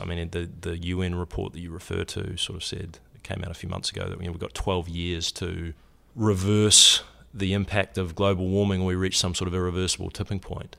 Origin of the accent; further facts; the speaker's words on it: New Zealand; moved away as an adult; I grew up in New Zealand. I, uh, came to university here on a soccer scholarship